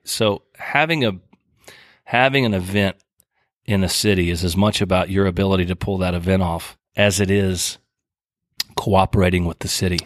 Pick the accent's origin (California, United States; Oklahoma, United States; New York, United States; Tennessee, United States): Oklahoma, United States; moved away as an adult; now in Key West, United States; I grew up in Oklahoma, as I said, rural